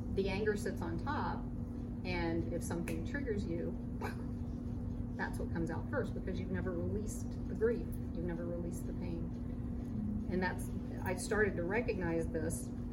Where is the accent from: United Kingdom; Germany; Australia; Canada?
Germany; moved away; also born or lived in Boca Raton, Florida; She ended up moving to Germany, so I was born in Germany